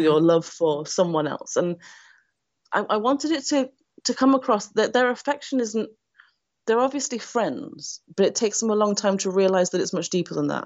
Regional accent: United Kingdom; now in Nottingham, United Kingdom; a white British woman

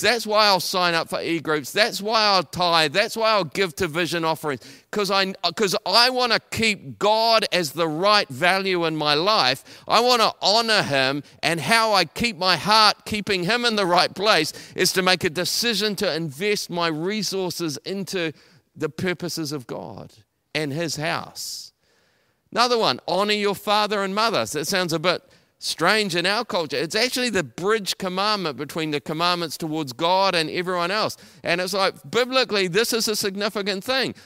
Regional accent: Taranaki, New Zealand; moved away as an adult; also born or lived in Auckland; I'm originally from Taranaki. I came to Auckland to go to university.

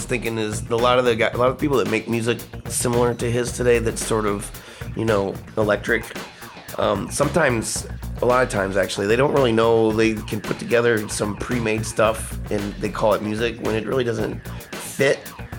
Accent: Howe, Indiana, United States; my hometown is Howe, Indiana

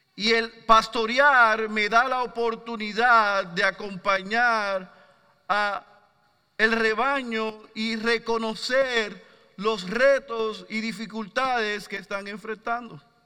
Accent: Puerto Rico

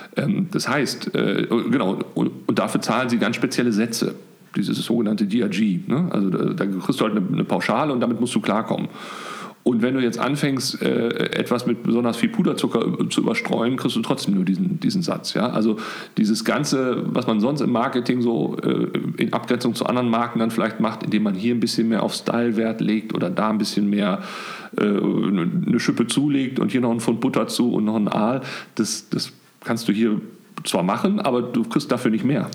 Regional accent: Bochum, North Rhine-Westphalia, Germany; also born or lived in Münster; ich komme eigentlich aus Bochum

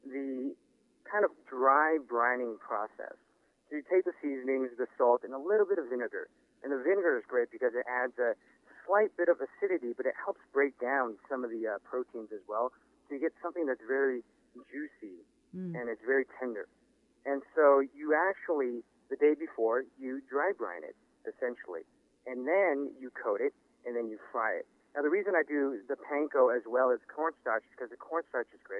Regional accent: Los Angeles, California, United States; growing up in Los Angeles um, and then frequently going to Singapore and also my experiences working in, in San Francisco and in New York, and of course in Los Angeles as well.

